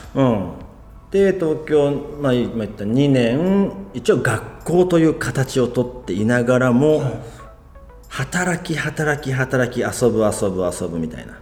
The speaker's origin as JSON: {"language": "Japanese", "town": "Shimizu", "region": "Shizuoka", "country": "Japan", "tie": "born or raised there", "also_born_or_lived": "Tokyo", "said": "地元に帰って就職するを選択する。で、静岡清水に一回帰った"}